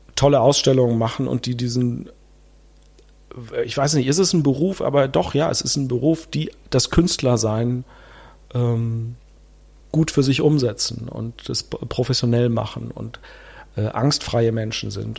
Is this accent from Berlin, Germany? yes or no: yes; Berlin, Germany; also born or lived in Leipzig / Spain; in Berlin-Marzahn, wo ich aufgewachsen bin